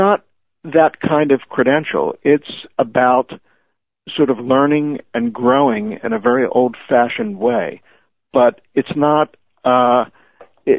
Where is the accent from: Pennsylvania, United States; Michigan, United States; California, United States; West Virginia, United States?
Pennsylvania, United States; Levittown; now in Bethesda, United States; I live in Bethesda, Maryland now, which is very different from the community I grew up in Levittown.